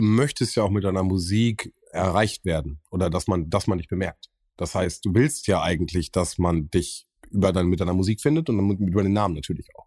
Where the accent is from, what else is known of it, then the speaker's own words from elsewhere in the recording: Bielefeld, North Rhine-Westphalia, Germany; ich komme aus Sennestadt gebürtig, also aufgewachsen bin ich in Sennestadt